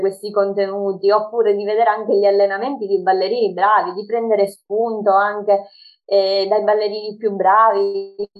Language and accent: Italian; Sicily, Italy; Ho 25 anni e vengo dalla Sicilia